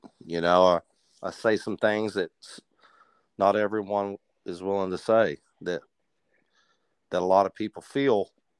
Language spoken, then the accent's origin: English; Odessa, Texas, United States; growing up in a small town in West Texas, being from the country, you know, it definitely changes you. It affects how you grow up. And, you know, Friday Night Lights, I'm from Odessa, Texas